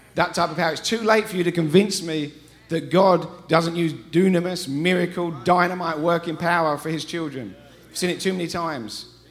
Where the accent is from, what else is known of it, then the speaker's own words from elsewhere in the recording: England, United Kingdom; accent: English; moved away as an adult; now in Colorado, United States; we're from England. We moved here 13 years ago. We haven't lost our accents.